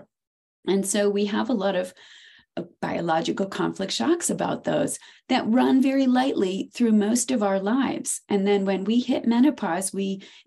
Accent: Maine, United States; I'm from Maine.

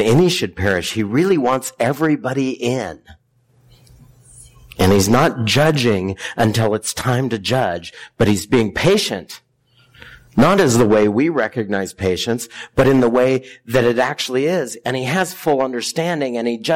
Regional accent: near Hanford, Washington, United States; I grew up near Hanford

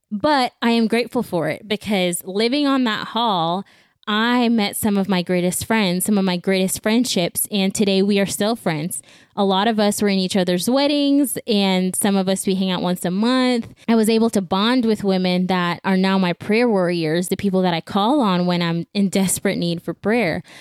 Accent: Belize; now in Houston, United States; I was born and raised in Belize, and in 2014, my family and I picked up and we moved to the U.S. Uh, we moved to Houston.

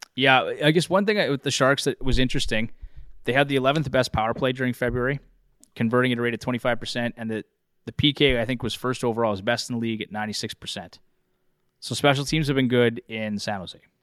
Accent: Canada; I'm a Canadian

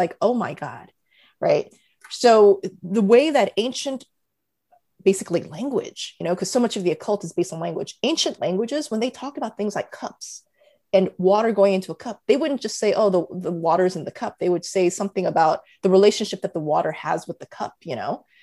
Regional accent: United States; I'm Korean American

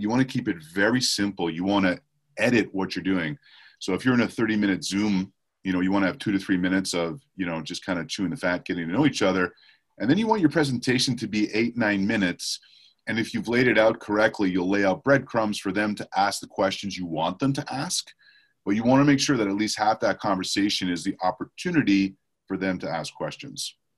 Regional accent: Montreal, Quebec, Canada; moved away; I was born and raised in Montreal, Canada.

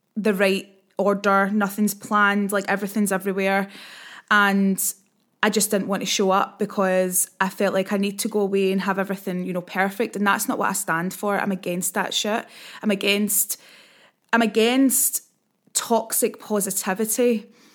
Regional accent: Scotland, United Kingdom; accent: Scottish; I talk quite quickly and I'm also Scottish

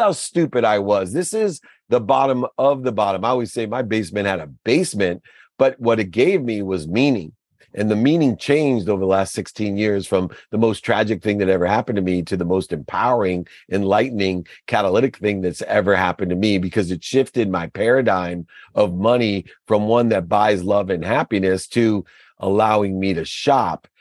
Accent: Akron, Ohio, United States; I grew up in Akron, Ohio with a single mom

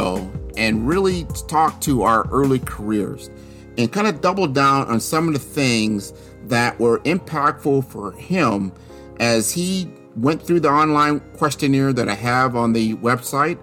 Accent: Omaha, Nebraska, United States; my hometown of Omaha, Nebraska.

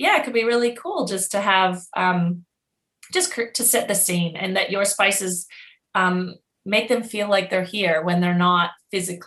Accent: Canada; now in Australia; I'm Canadian living in Australia

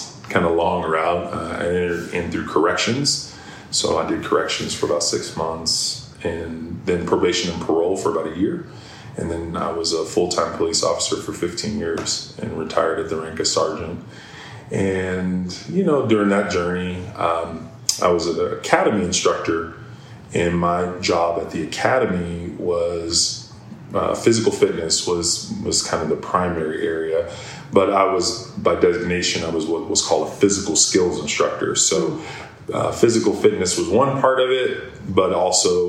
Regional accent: Ohio, United States; moved away as an adult; also born or lived in Pennsylvania; I was born and raised in Ohio, and I moved to Pennsylvania to go to college

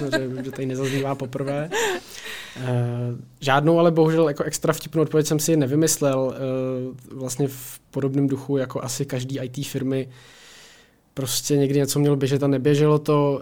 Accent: Plzeň, Plzeň Region, Czechia; jsem, z Plzeňák, eh, žiju tady celý život

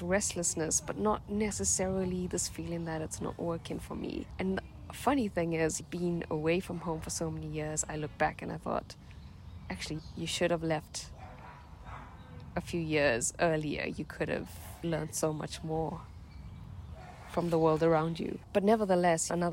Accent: Durban, KwaZulu-Natal, South Africa; moved away; I grew up in South Africa in a small town called Durban

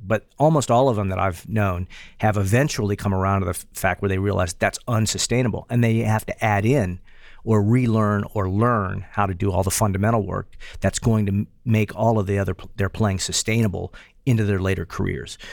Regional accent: Morgantown, West Virginia, United States; moved away as an adult; also born or lived in Knoxville, Tennessee; my hometown in Morgantown, West Virginia

